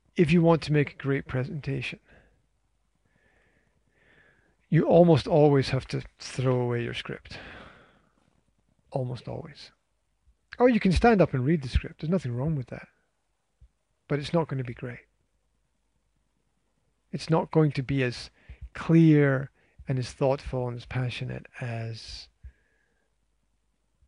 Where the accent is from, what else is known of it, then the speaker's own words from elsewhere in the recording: Scotland, United Kingdom; being Scottish